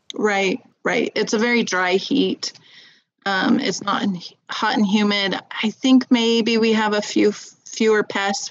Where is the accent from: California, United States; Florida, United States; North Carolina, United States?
California, United States; Southern; moved away as an adult; now in Utah, United States; I grew up in Southern California near some really great farmers markets